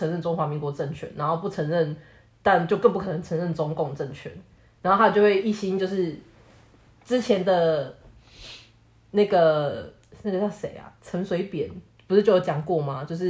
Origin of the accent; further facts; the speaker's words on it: Taiwan; 我们真的出生在台湾是真的很幸运。